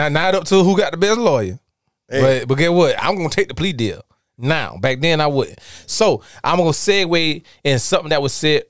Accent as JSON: {"language": "English", "town": "Darlington", "region": "South Carolina", "country": "United States", "said": "I'm from Darlington, South Carolina."}